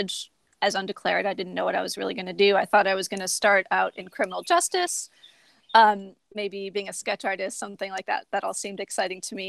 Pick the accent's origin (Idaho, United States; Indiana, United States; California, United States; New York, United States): New York, United States; Buffalo; I'm from Buffalo, New York. I grew up going to theater a lot as a kid. My aunt would bring me to Shays Theater in Buffalo